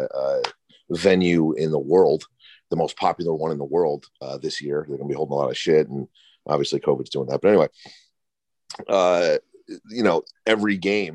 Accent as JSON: {"language": "English", "region": "Northeast", "country": "United States", "said": "I'm from the Northeast, where you're stuck with your team no matter what"}